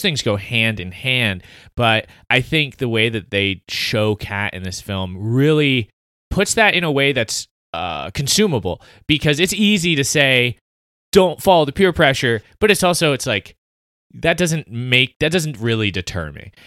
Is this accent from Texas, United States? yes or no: no; South Carolina, United States; I was raised in South Carolina